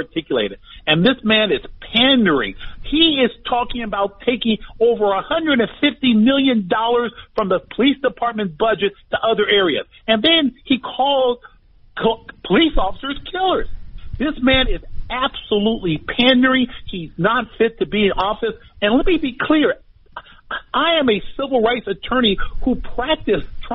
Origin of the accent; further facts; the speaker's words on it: United States; I say this as an American, as an African-American